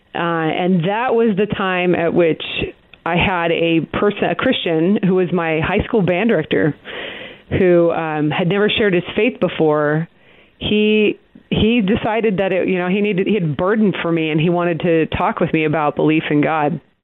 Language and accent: English; Portland, Oregon, United States; now in Texas, United States; I grew up in the Pacific Northwest. Um, I'm from Portland, Oregon